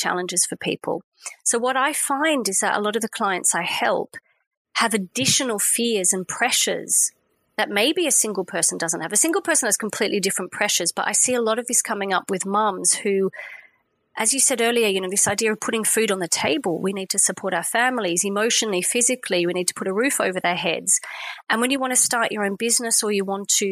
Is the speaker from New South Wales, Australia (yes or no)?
yes; Sydney, New South Wales, Australia; now in France; I grew up in Sydney